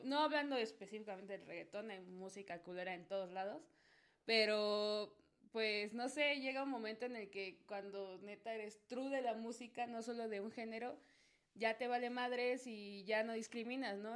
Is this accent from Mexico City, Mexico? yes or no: yes; Mexico City, Mexico; Nací aquí, nací en Azcapo, de hecho. Estoy en mis tierras chintololas.